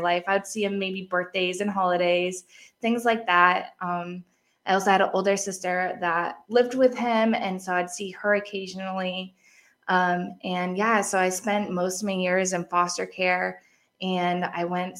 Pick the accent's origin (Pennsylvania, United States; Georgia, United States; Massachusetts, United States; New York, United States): Massachusetts, United States; I grew up in Massachusetts.